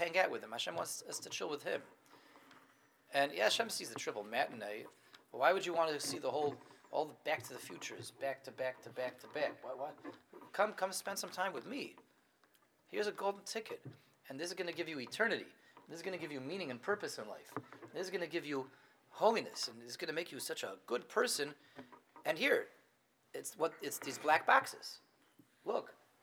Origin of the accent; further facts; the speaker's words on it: Denver, Colorado, United States; I grew up in Denver